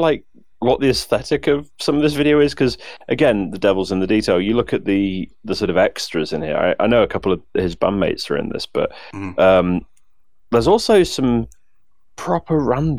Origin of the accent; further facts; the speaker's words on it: United Kingdom; accent: crisp British; I'm British.